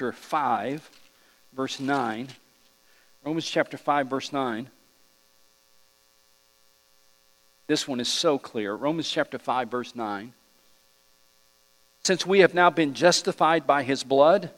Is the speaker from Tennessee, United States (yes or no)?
yes; East Tennessee, United States; I'm just from East Tennessee